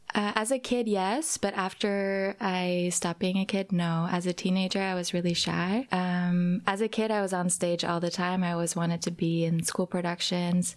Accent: Norway; also born or lived in California, United States; now in Berlin, Germany; I grew up in Norway. I lived for a while in California

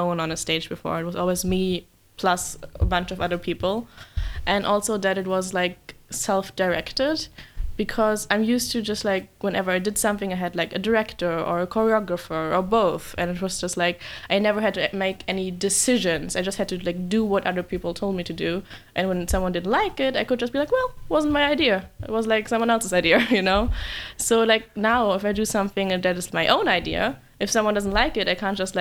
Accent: Berlin, Germany; I'm from Berlin

